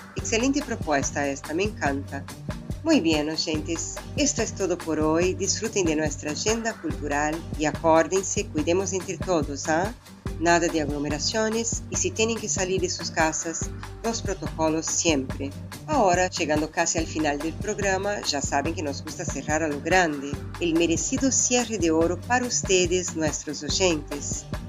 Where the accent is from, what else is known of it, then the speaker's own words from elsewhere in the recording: Brazil; Spanish is a second language; now in Argentina; nuestros conterráneos